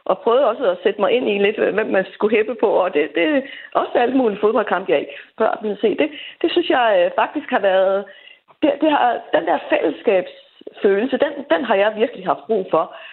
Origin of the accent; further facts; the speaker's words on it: Greenland; now in Denmark; jeg kender lidt til det øh, som marginaliseret grønlænder